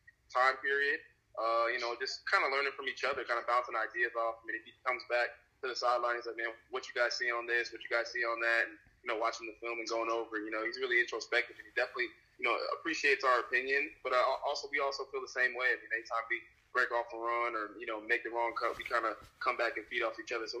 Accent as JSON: {"language": "English", "region": "New Jersey", "country": "United States", "said": "being from New Jersey"}